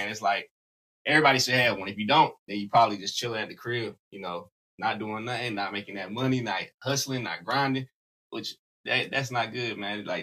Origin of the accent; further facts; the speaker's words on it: South Carolina, United States; Y'all don't know. I'm from South Carolina.